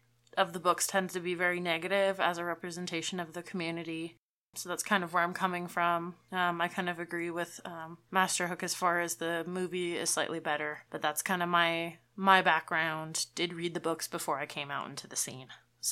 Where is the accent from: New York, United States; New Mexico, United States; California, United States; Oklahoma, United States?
California, United States; San Francisco; Yeah, so I'm from San Francisco, California